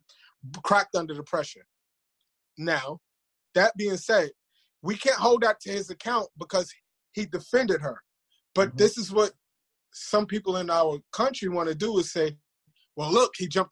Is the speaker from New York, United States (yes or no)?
yes; New York City, New York, United States; I grew up in Far Rockaway